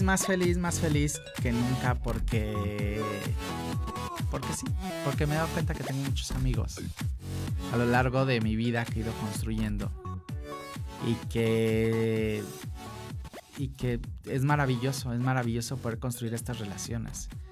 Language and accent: Spanish; Acapulco, Guerrero, Mexico; Yo soy de Acapulco